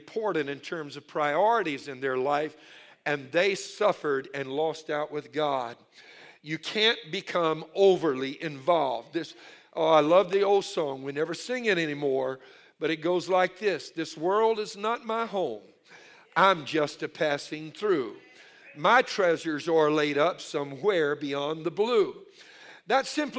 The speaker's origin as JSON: {"language": "English", "region": "Louisiana", "country": "United States", "said": "I'm from Louisiana. I'm Cajun. My mother, all her family were Cajun"}